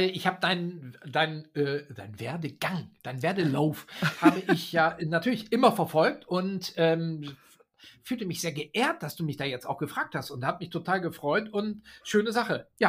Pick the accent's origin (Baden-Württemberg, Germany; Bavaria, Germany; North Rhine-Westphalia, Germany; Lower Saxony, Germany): Lower Saxony, Germany; Oldenburg; Also ich mache einen Auftritt in der Volkshochschule in Oldenburg, weil die Stadt Oldenburg, meine Heimatstadt, hier so mhm. ständig auftaucht.